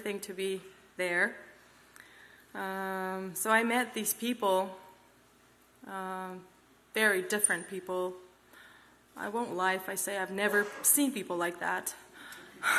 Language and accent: English; Kazakhstan; English is a second language; also born or lived in Uzbekistan; I'm from Kazakhstan, but born in Uzbekistan, moved to Kazakhstan when I was 6 years old